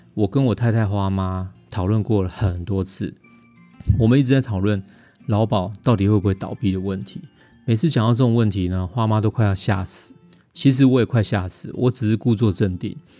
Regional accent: Taiwan; 我们台湾话

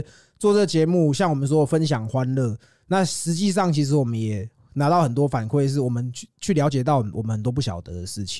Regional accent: Yonghe, New Taipei, Taiwan; also born or lived in Zhonghe, New Taipei; 我也是中永和人啊。哦。我在永和长大，后来我也搬去中和住，啊，我现在又回来永和啊

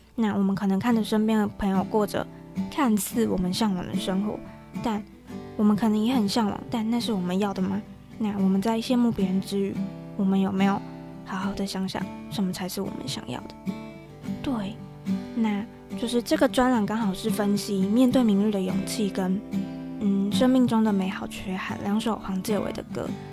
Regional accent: Tainan, Taiwan; 因为我们都是台南人，就我跟 Rebecca 都是台南人

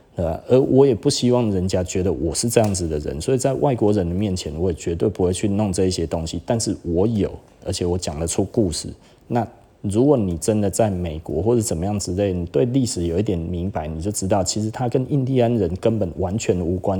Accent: Taiwan; 我们台湾人很难被当成白人自杀主义

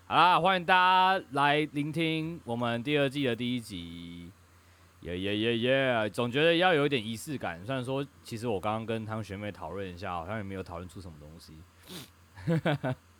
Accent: Taipei, Taiwan; 我台北人嘛

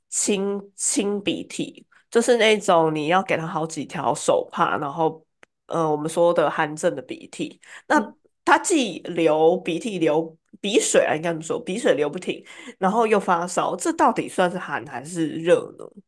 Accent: Taiwan; 中医药会是我们台湾人从小相当的熟悉的一环

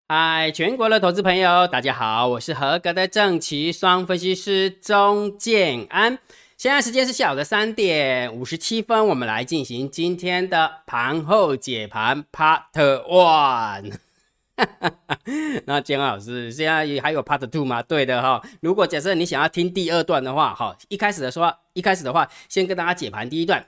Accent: Taiwan; 我们台湾

